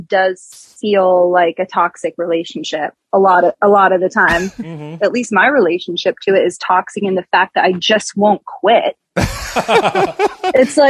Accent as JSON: {"language": "English", "town": "New York City", "region": "New York", "country": "United States", "said": "I'm from the East Village, Alphabet City."}